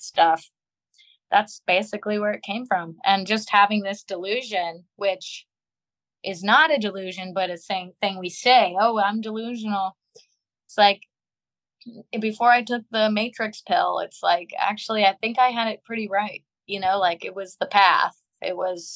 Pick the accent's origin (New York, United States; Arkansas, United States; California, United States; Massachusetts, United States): California, United States; Long Beach; my birth certificate says I'm from Long Beach, California